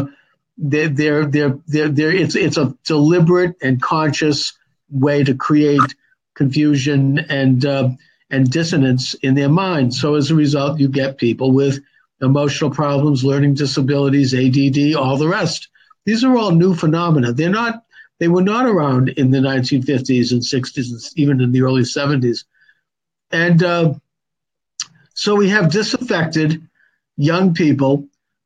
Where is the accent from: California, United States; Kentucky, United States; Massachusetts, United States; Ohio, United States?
Massachusetts, United States; Quincy; growing up in Quincy